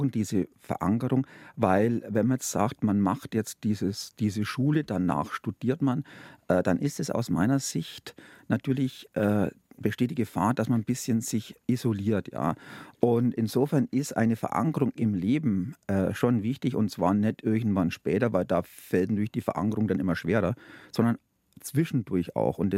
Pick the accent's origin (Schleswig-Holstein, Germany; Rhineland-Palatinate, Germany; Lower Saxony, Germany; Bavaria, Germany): Bavaria, Germany; Naja, also wir, meine Frau und ich, wir kommen aus Oberfranken.